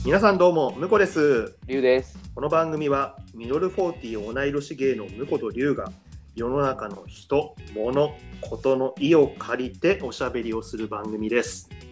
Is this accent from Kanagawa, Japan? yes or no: yes; Kanagawa, Japan; 俺は神奈川県民なんだけど